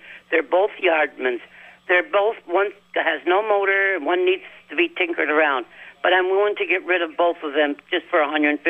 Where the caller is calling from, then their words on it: Milton, Vermont, United States; Good morning, Wild Bill. This is … from Milton.